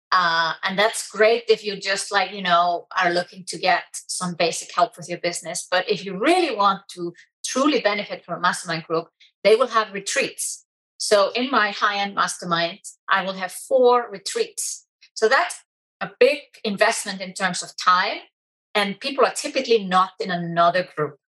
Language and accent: English; Iceland; I'm so proud to be from Iceland